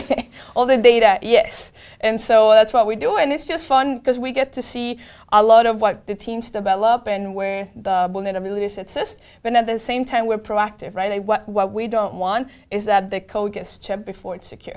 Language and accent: English; Venezuela; moved away; I'm from Venezuela, and I grew up